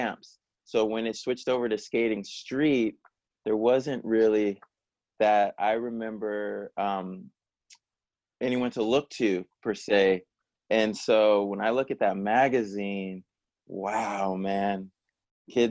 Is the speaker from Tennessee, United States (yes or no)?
no; San Jose, California, United States; growing up in San Jose, California